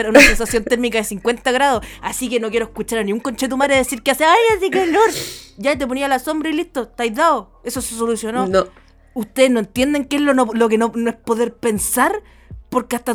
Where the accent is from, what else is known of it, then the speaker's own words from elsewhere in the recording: Santiago, Santiago Metropolitan Region, Chile; moved away; soy una santiaguina culiada y nunca he ido a la nieve en Chile.